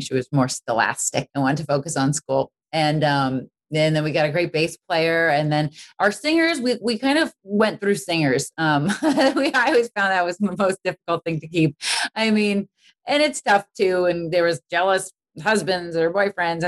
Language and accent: English; Boston, Massachusetts, United States; wanted to go to Berklee growing up in Boston.